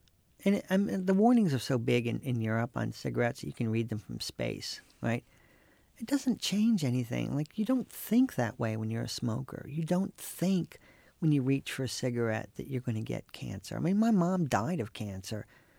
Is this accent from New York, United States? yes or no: no; North Carolina, United States; When I was growing up in North Carolina, like our class took a field trip to the cigarette factories in Durham.